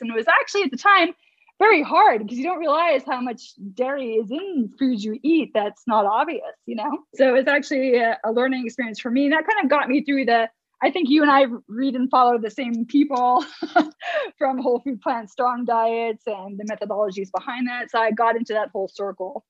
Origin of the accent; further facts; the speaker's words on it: New Jersey, United States; moved away as an adult; also born or lived in Manhattan, New York / England; I'm from the states, born and bred in New Jersey, East Coast